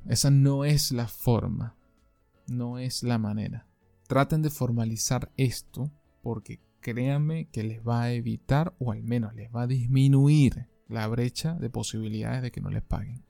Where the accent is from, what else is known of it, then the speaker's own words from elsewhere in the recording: Venezuela; moved away; mi país de origen, Venezuela